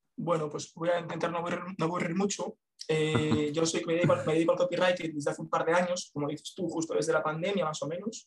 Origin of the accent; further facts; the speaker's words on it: A Coruña, Galicia, Spain; soy de La Coruña, ya veremos si me muevo